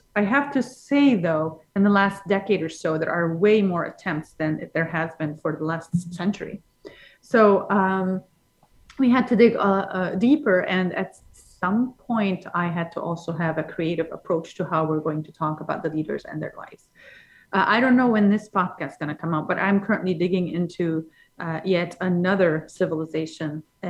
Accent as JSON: {"language": "English", "region": "London", "country": "United Kingdom", "said": "Because I come from London."}